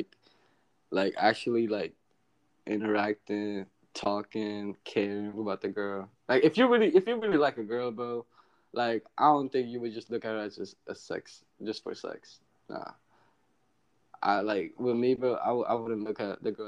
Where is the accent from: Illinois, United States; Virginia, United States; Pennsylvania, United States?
Virginia, United States; moved away as an adult; now in Hawaii, United States; I grew up in Virginia